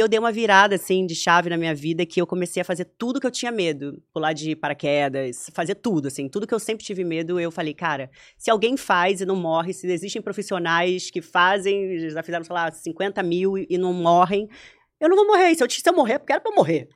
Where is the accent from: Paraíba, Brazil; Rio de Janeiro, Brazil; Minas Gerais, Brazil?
Rio de Janeiro, Brazil; Eu sou carioca da gema, nasci no Meier